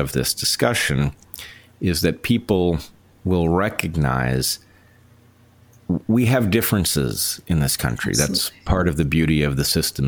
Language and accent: English; United States; as an American